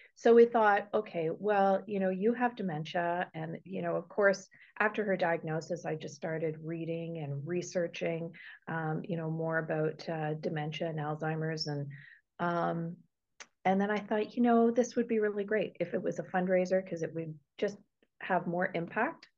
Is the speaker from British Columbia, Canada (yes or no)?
no; Toronto, Ontario, Canada; moved away as an adult; also born or lived in Woodstock, Ontario; I'm originally from Toronto. I was born and raised there and lived there for 30 years.